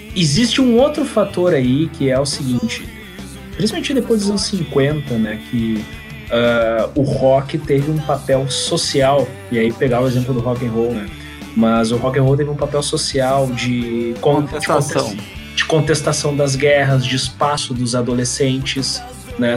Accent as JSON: {"language": "Portuguese", "area": "Gaúcho", "region": "Rio Grande do Sul", "country": "Brazil", "said": "como bons gaúchos"}